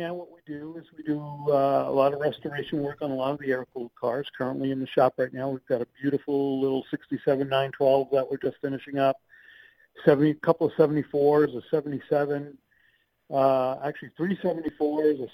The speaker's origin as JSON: {"language": "English", "town": "New Rochelle", "region": "New York", "country": "United States", "tie": "born or raised there", "also_born_or_lived": "Jacksonville, Florida / Chicago, Illinois", "moved": "as an adult", "said": "I grew up in New Rochelle, New York"}